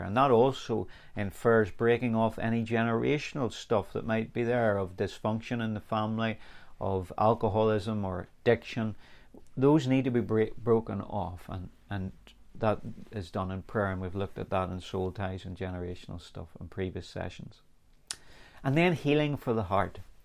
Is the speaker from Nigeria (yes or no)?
no; Northern Ireland, United Kingdom; I grew up in here in Northern Ireland